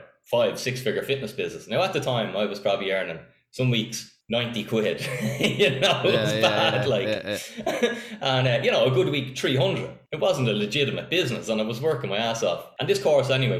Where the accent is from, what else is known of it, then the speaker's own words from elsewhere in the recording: Donabate, Leinster, Ireland; Donabate, born and reared.